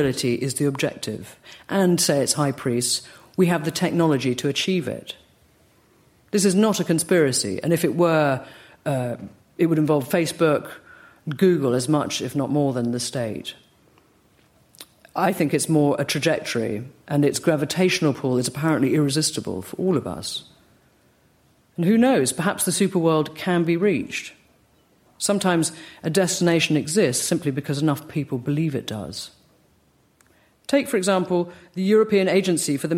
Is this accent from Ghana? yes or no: no; United Kingdom; accent: British; my British accent